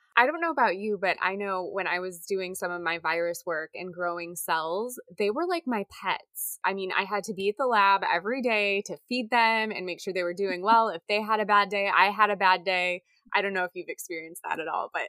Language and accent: English; Indiana, United States; as a little girl growing up in Indiana